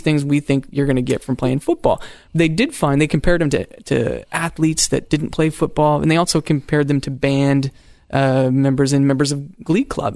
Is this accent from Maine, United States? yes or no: yes; Maine, United States; I grew up in Maine